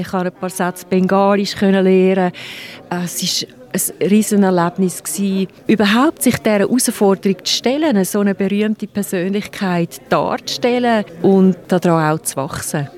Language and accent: German; Switzerland; als Schweizer Schauspielerin